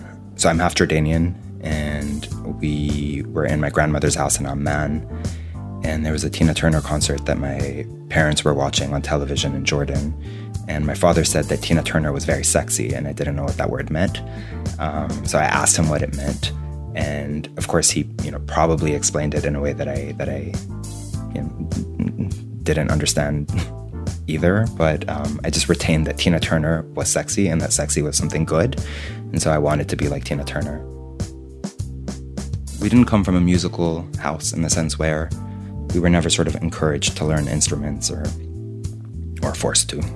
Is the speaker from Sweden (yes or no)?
no; Beirut, Beirut Governorate, Lebanon; Beirut, born and raised